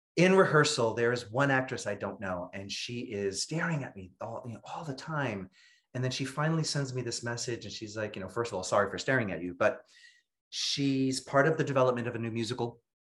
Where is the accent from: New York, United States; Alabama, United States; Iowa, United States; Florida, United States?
New York, United States; New York City; I'm born and raised in Brooklyn, New York